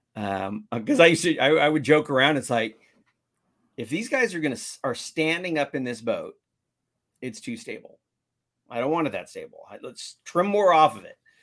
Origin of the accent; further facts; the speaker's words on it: San Diego, California, United States; I'm from San Diego.